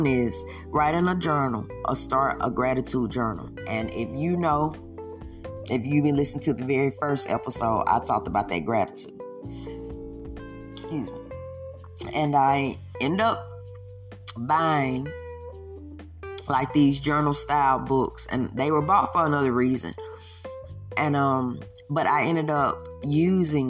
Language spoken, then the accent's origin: English; the South, United States; I am from the South